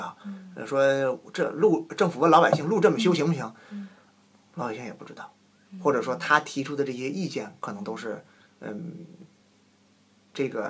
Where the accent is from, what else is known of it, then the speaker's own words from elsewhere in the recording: Qinhuangdao, Hebei, China; now in Sendai, Japan; 因为我是秦皇岛人嘛